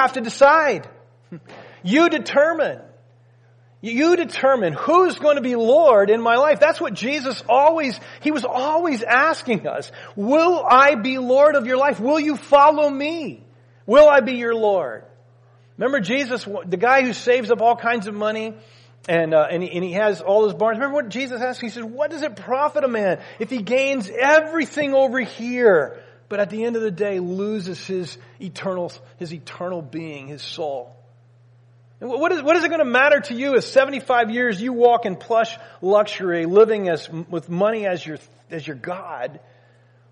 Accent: United States; we as Americans

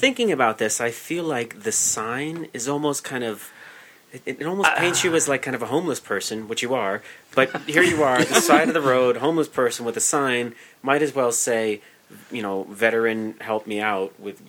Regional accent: New York, United States; I'm from New York State.

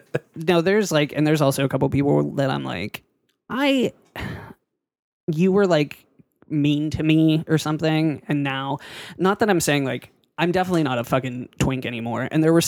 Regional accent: Pittsburgh, Pennsylvania, United States; moved away; People think I'm not from Pittsburgh when I'm in Pittsburgh.

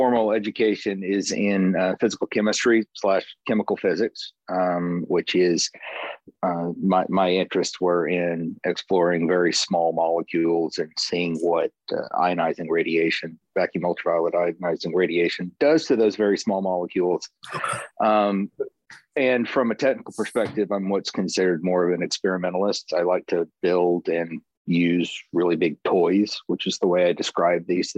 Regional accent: the South, United States; moved away as an adult; also born or lived in Baton Rouge, Louisiana / Boston, Massachusetts; I grew up in the South

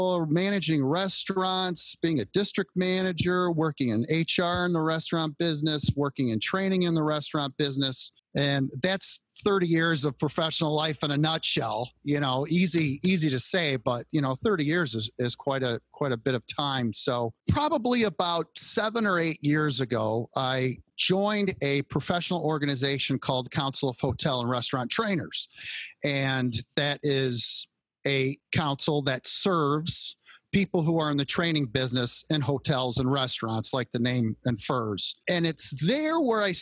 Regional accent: Royal Oak, Michigan, United States; I grew up just outside of Detroit, Michigan, in a little suburb called Royal Oak

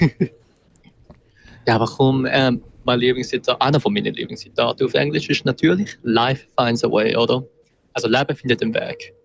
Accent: Winterthur, Zurich, Switzerland; ich bin auch selber Zürcher. Also ich bin Winterthur

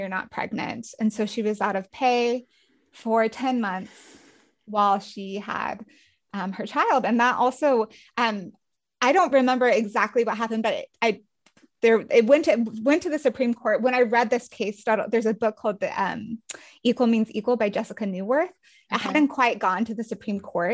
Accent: Castle Rock, Colorado, United States; my hometown and my neighborhood

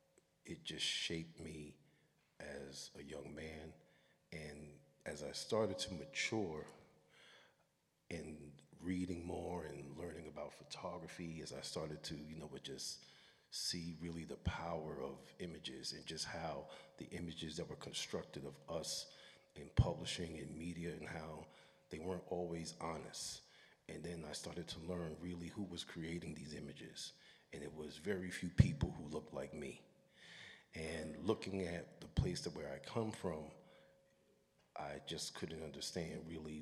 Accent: New York City, New York, United States; growing up in Brooklyn, Brooklyn was not the place anybody wanted to come to back in the days

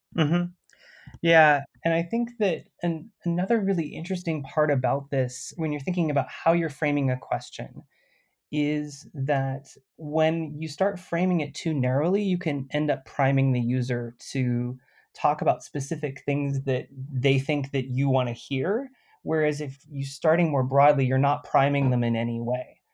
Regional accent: California, United States; I'm Californian

